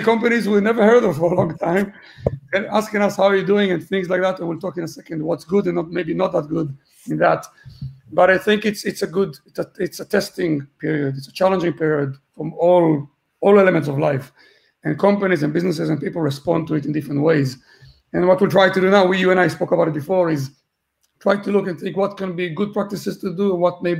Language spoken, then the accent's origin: English; Israel; also born or lived in Gibraltar / London / Berlin / Malta; now in Dublin, Ireland; I'm originally from Israel